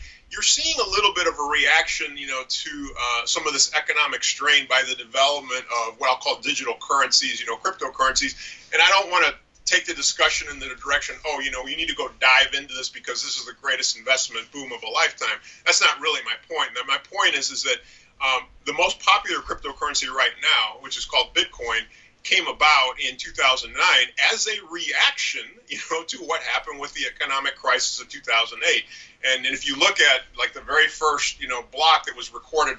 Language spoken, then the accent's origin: English; St. Louis, Missouri, United States; I'm from St. Louis, Missouri. We've got a ton of nonprofits in the area